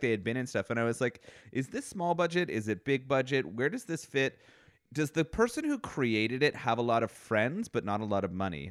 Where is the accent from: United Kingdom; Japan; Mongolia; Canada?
Canada; as a Canadian